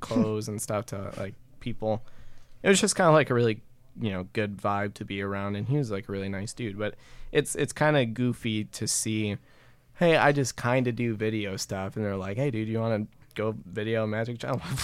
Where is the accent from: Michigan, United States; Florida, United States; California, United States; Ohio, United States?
Michigan, United States; Fenton; smaller businesses around my hometown, which is Fenton